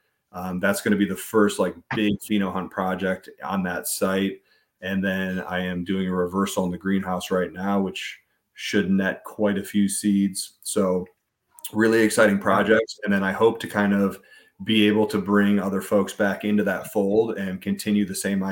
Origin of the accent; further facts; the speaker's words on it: Ohio, United States; moved away; I'm from Ohio originally, and in Ohio, the first grow kind of group that I was a part